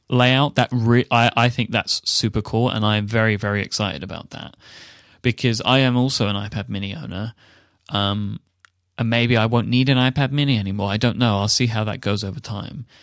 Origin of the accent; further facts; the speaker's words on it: United Kingdom; the British guy